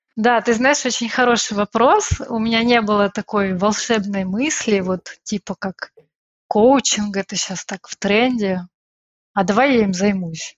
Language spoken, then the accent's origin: Russian; Odesa, Odesa Oblast, Ukraine; moved away as an adult; now in Brussels, Belgium; Я из Одессы, а из солнечного города